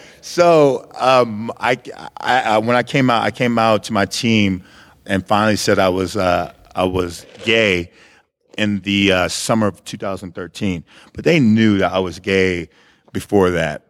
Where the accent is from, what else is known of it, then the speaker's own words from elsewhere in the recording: Hitchcock, Texas, United States; moved away as an adult; also born or lived in Missouri; I was born in Texas City. I grew up in Hitchcock